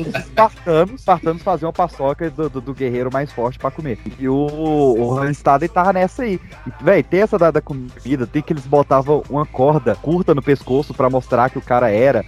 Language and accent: Portuguese; Brazil; Nós somos brasileiros